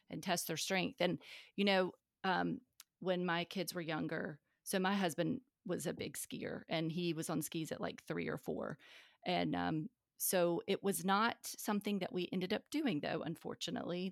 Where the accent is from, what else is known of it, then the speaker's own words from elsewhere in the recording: North Carolina, United States; from the South, I'm from North Carolina